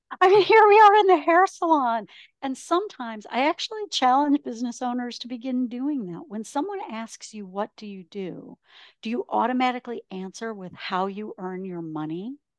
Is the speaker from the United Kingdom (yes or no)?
no; Ontario, Canada; moved away as an adult; also born or lived in Michigan / Texas / Los Angeles, California; now in Scottsdale, United States; I grew up in a small town in Ontario, Canada, which is why I live in Scottsdale, Arizona.